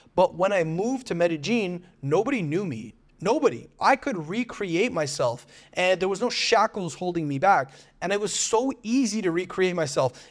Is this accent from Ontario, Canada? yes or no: yes; Toronto, Ontario, Canada; moved away as an adult; now in Medellín, Colombia; I made the decision to leave my hometown of Toronto, Canada, to move to Medellín, Colombia.